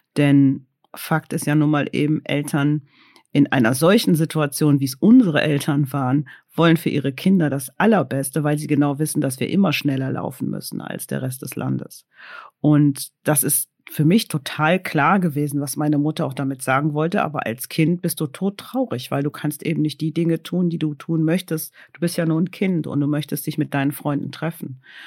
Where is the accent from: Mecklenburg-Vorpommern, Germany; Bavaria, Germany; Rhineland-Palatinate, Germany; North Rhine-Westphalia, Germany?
North Rhine-Westphalia, Germany; Cologne; Ich bin in Köln geboren